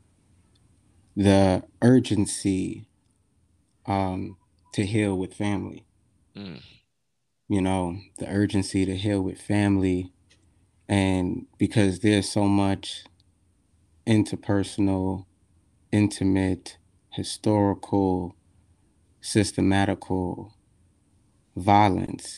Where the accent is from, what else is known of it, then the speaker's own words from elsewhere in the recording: New York City, New York, United States; I am from Brooklyn